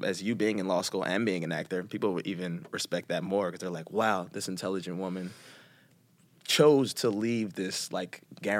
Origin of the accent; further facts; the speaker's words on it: Philadelphia, Pennsylvania, United States; Especially from, I mean, you're from New York, I'm from Philly, so.